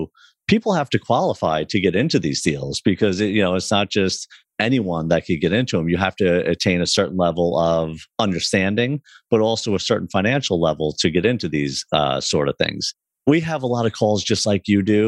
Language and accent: English; Long Island, New York, United States; my brother and I grew up on Long Island, New York